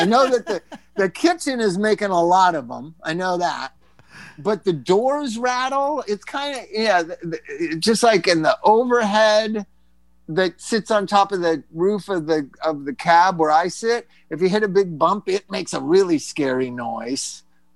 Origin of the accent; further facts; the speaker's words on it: Palm Desert, California, United States; I grew up like outside of Palm Desert.